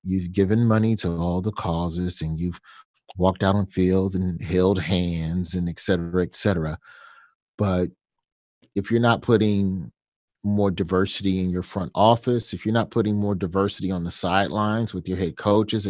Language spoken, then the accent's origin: English; the South, United States; me being a Southerner, I'm biscuits and gravy